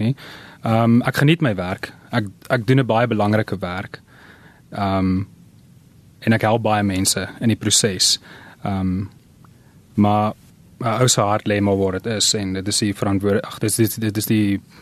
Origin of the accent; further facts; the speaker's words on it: Pretoria, Gauteng, South Africa; ons het in Pretoria groot geword.